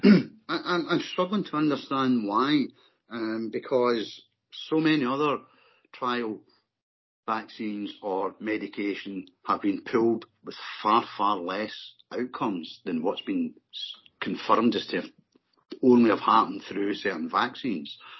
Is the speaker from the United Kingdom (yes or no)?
yes; Glasgow, Scotland, United Kingdom; I was born and brought up in the East End of Glasgow, in the middle of the, the famous barras